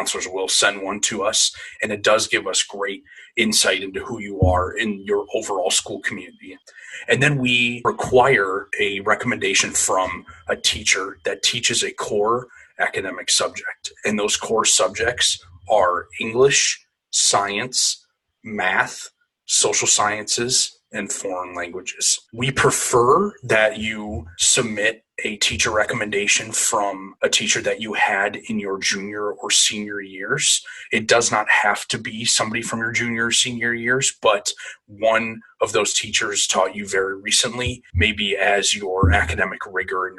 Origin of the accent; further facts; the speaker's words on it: Canton, Michigan, United States; I am also originally from Canton, Michigan, which is a suburb of the Detroit area